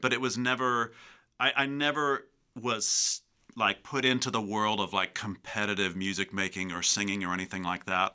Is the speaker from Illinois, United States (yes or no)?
yes; Calumet City, Illinois, United States; also born or lived in Lake Bluff, Illinois / Chicago; So I grew up in Calumet City